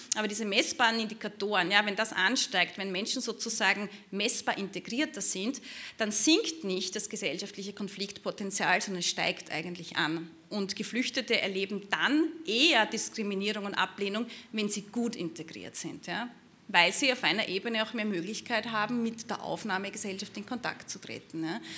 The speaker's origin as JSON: {"language": "German", "region": "Burgenland border area", "country": "Austria", "said": "dem Gebiet, wo ich herkomme, also im burgenländischen Grenzgebiet"}